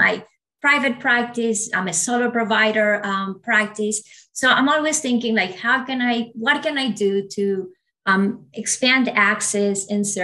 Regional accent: Ecuador; first language Spanish; English is a second language; moved away; also born or lived in United States / Australia; I was born and raised in Ecuador. So you can imagine Spanish is my first language

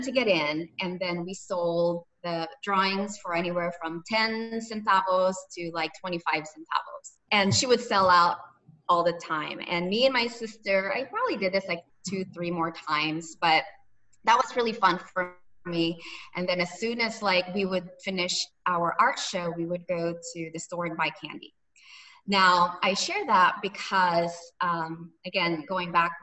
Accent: Cebu City, Central Visayas, Philippines; also born or lived in Manila; As a little girl in the Philippines, as you mentioned, I'm originally from Cebu, but I grew up between the region of Cebu and Manila.

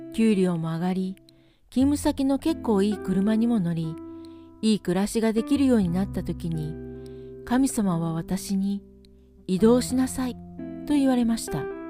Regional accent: Philippines; born or raised there; now in Nelson, New Zealand

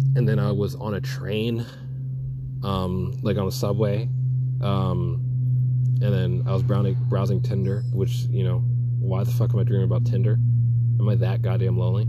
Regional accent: New York City, New York, United States; I'm from Brooklyn

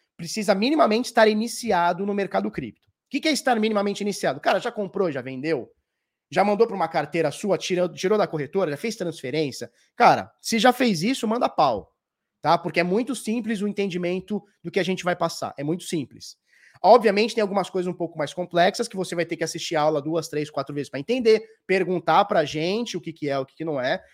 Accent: Brazil; eu sou brasileiro

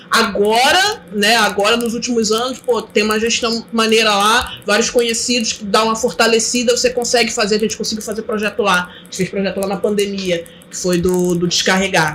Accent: Mesquita, Rio de Janeiro, Brazil; also born or lived in Belford Roxo; Então, eu nasci aqui, mas fui criada aqui, no, aqui do lado, em Mesquita

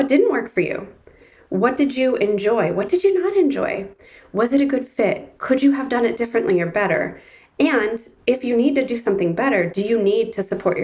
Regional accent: Ann Arbor, Michigan, United States; my hometown in Ann Arbor, Michigan

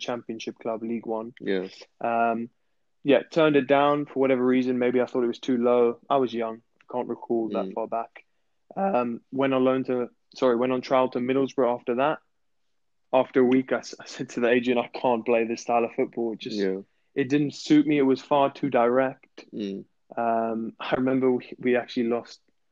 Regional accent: South Africa; moved away; also born or lived in England; I grew up in South Africa, so of course that feels like my home

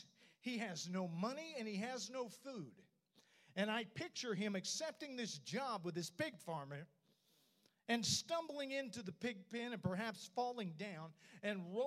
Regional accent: Oklahoma City, Oklahoma, United States; moved away; drive to Oklahoma City And that was my stomping ground

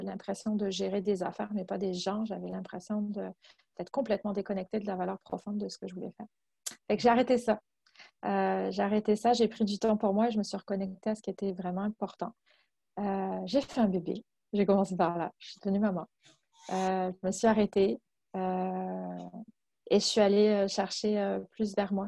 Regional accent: France; moved away as an adult; now in Quebec, Canada; Je suis française je viens de France, puis euh, ça fait dix ans maintenant que je vis euh, au Québec

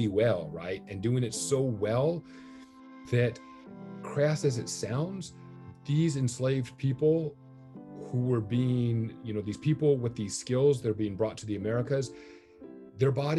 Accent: Orange County and South LA County, Southern California, United States; I grew up in Orange County and then also primarily in South LA County

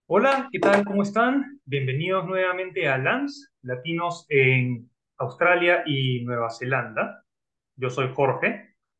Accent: Lima, Peru; yo soy de Lima, Perú.

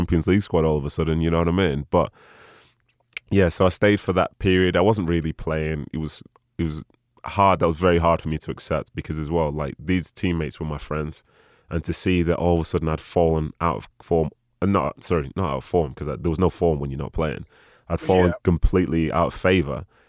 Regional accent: Manchester, North West England, United Kingdom; City being my hometown team

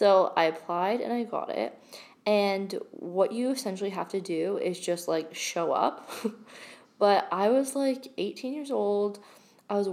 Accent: Blue Mountains, Ontario, Canada; also born or lived in London, Ontario; my hometown, which is in Blue Mountain, which is, again, a really small town.

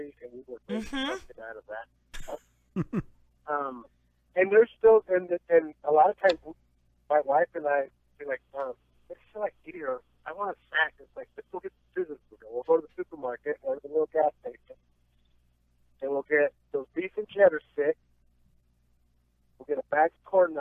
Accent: Phoenix, Arizona, United States; I grew up in the Phoenix area

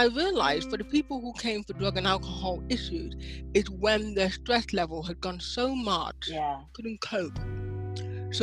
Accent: Nigeria; moved away as an adult; now in United Kingdom; I'm Nigerian by birth, but I'm also British now

